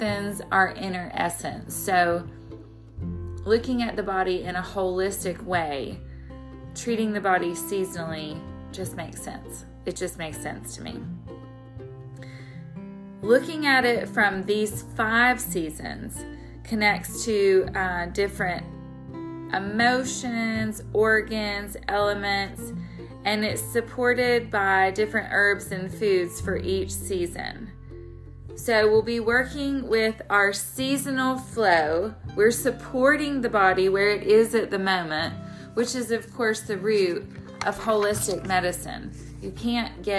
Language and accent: English; the South, United States; I live in the South, so our winter is short and for the most part mild, although being a Southerner from the day I was born